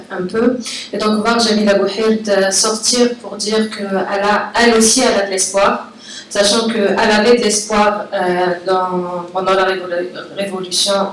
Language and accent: French; Algeria; en tant qu'Algérienne